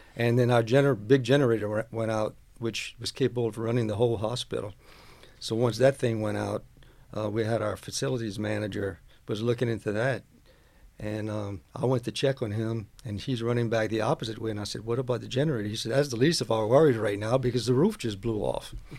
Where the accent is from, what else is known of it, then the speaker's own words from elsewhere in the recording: West 202 Street, Louisiana, United States; I grew up on West two oh two Street, which is, uh, next to where College Barbershop is